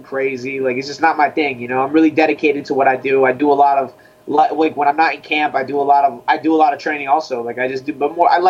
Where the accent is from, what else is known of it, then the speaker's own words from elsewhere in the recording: Sunrise, Florida, United States; I come from Sunrise, Florida.